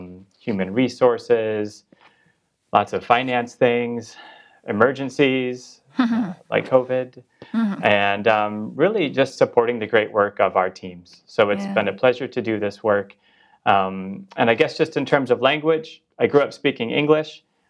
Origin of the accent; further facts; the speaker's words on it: Chicago, Illinois, United States; moved away as an adult; I am originally from Chicago, Illinois. I have Eastern European ancestry.